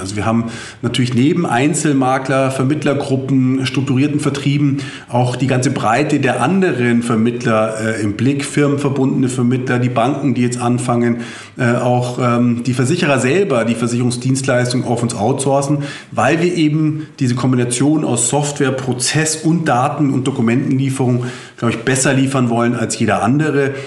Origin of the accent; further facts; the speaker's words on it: Bavaria, Germany; bei uns in Bayern